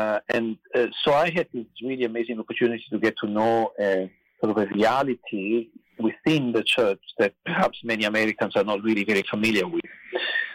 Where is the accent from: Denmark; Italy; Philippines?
Italy; English is a second language; moved away as an adult; also born or lived in United States; now in Berkeley, United States; as you can probably tell from my accent, I grew up in Italy, but I've now been living and working in the United States for the past 20 years.